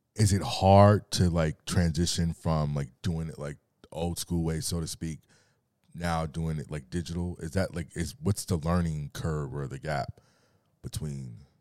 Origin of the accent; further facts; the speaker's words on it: Carson, California, United States; also born or lived in Torrance; I'm from Torrance, by way of Carson, one hundred sixty-ninth and Avalon, Centerview.